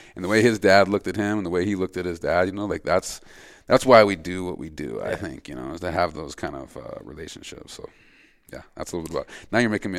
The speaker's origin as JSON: {"language": "English", "region": "Montana", "country": "United States", "tie": "born or raised there", "said": "my home state of Montana"}